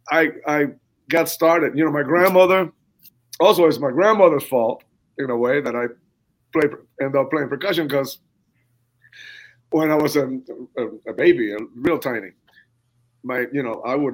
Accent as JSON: {"language": "English", "country": "Cuba", "tie": "born or raised there", "said": "a lot of people think that uh oh man, Luis, he was he was in Cuba like like digging on the rumba"}